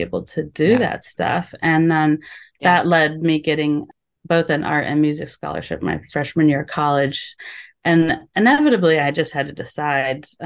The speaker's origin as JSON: {"language": "English", "town": "Anchorage", "region": "Alaska", "country": "United States", "tie": "born or raised there", "also_born_or_lived": "Utah / Minnesota", "moved": "as an adult", "said": "I grew up in Alaska"}